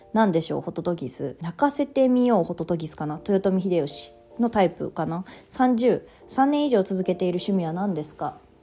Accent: Japan; moved away; 私地方田舎出身なので

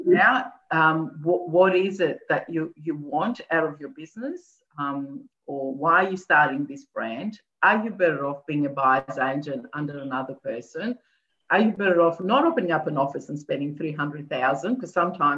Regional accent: Athens, Attica, Greece; moved away; I was born in Greece, in Athens

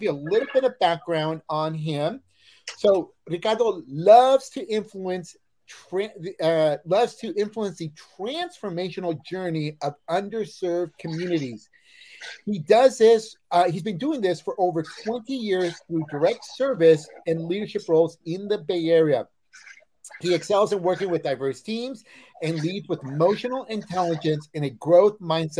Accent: Mexico

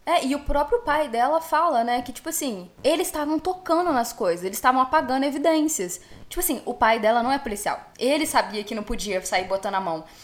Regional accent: Minas Gerais, Brazil; E eu sou mineira

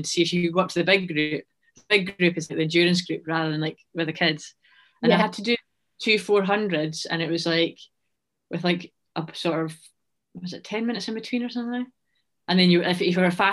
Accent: Scotland, United Kingdom; I'm a Scottish runner

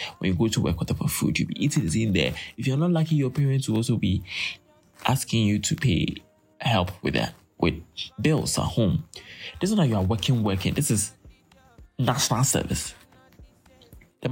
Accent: Ghana; as a Ghanaian, you go to university

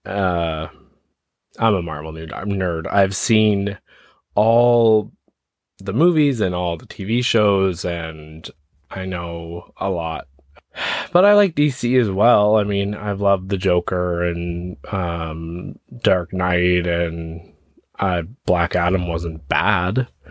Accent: Ontario, Canada; So I'm from Ontario, Canada

